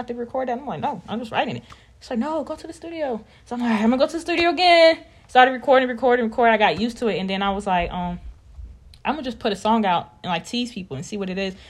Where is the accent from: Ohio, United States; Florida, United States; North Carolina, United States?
North Carolina, United States; Raleigh; I am from Raleigh, North Carolina, the one and only 919, period.